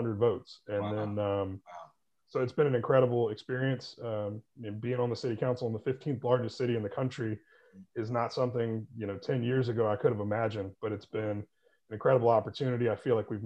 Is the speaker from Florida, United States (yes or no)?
no; Winston-Salem, North Carolina, United States; moved away as an adult; also born or lived in Boone, North Carolina; now in Charlotte, United States; But I am originally from Winston-Salem, went to Appalachian State University in Boone, North Carolina, and I've been in the Charlotte area since 2004.